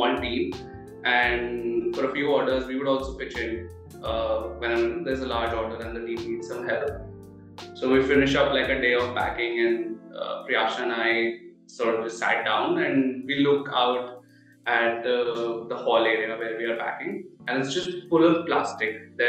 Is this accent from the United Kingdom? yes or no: no; Delhi, India; Yeah, so in my case, honestly, I did not know much about sustainability, right?